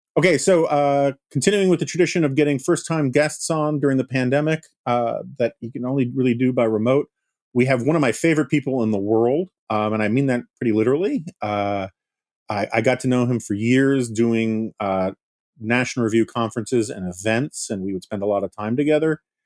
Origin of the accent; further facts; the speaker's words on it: New York, United States; as a New Yorker